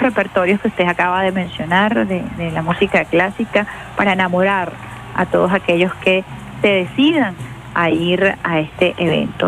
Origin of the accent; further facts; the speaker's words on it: Venezuela; como venezolana